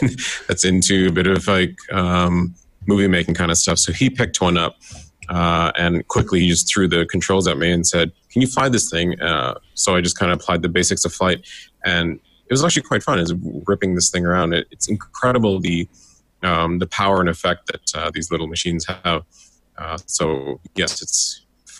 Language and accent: English; Northwest Territories and Alberta, Canada; moved away as an adult; also born or lived in Edmonton, Canada; now in Vancouver, Canada; I grew up in the Northwest Territories in Alberta